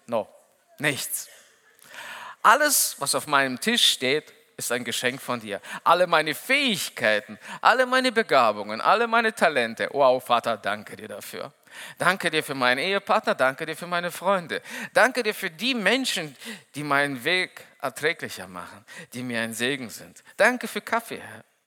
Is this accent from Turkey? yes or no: no; Kyrgyzstan; now in Lage, Germany; Ich bin der Älteste von sechs Kindern. Und, ähm, Bei uns in Kirgisien